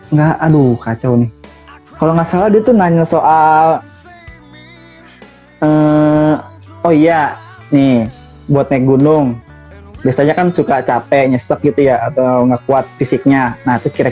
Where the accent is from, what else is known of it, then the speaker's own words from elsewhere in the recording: Madura, East Java, Indonesia; now in Jakarta, Indonesia; tahu sendiri kan uh, Jakarta Madura jauh